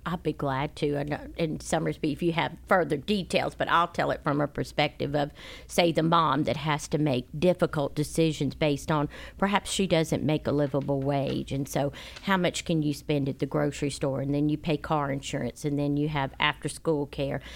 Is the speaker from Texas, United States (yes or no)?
no; Charleston, South Carolina, United States; moved away; I'm from Charleston